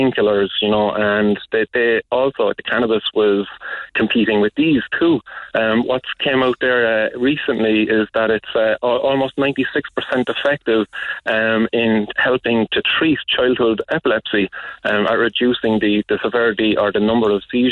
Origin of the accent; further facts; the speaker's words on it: Cork, Munster, Ireland; I grew up in the Glen